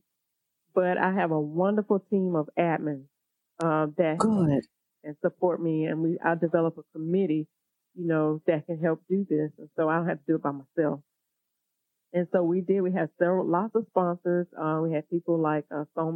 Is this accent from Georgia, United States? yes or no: yes; Augusta, Georgia, United States; we met here in my hometown, Augusta, Georgia